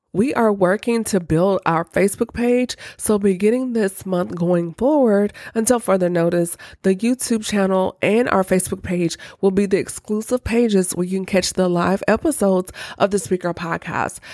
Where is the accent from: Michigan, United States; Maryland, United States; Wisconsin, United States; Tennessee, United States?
Tennessee, United States; Nashville; my hometown, Nashville, Tennessee